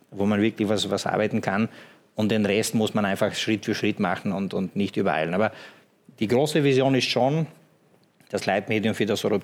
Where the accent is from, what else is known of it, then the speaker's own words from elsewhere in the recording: Slovenia; Ich komme selber aus Slowenien, mein Papa aus Montenegro, bin im Ex-Jugoslawien da und dort gut vernetzt, sage ich mal.